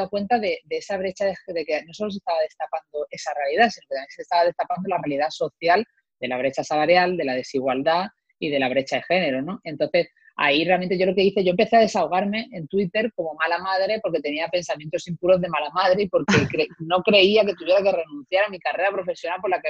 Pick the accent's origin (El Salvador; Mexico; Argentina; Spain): Spain; Málaga, Andalusia; moved away as an adult; now in Madrid, Spain; yo me vine de Málaga a Madrid a estudiar